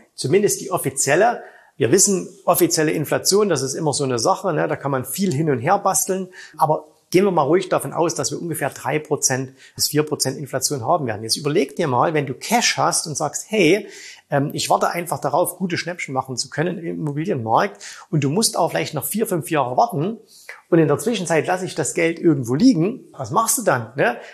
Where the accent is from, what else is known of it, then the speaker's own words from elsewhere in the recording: Saxony, Germany; bei uns in Sachsen